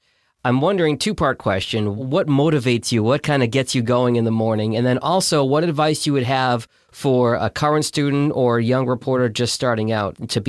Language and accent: English; Boston, Massachusetts, United States; now in Detroit, United States; I grew up in Boston, but I live in Detroit now. So my Detroit bias is going to come out here.